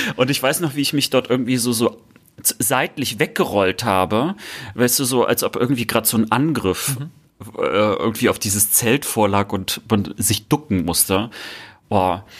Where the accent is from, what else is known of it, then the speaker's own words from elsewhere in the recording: Germany; weil es meine Heimat ist